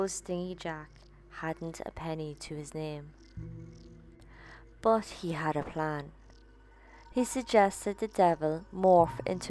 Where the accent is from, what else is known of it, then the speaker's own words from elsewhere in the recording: Ireland; my home country, the Green Isle of Ireland.